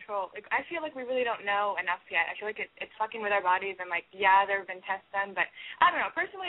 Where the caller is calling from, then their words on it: Austin, Texas, United States; I'm calling with my friend …, and we're from Austin, Texas, and we're both 19.